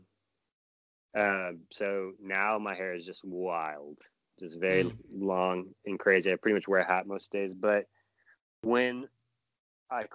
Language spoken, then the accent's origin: English; Long Beach, California, United States; also born or lived in Oakland, California; I grew up in Long Beach